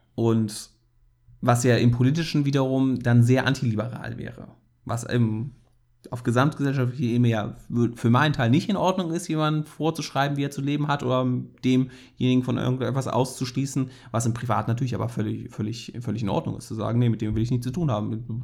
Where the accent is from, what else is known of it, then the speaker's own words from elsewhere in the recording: Rhineland, Germany; als Rheinländer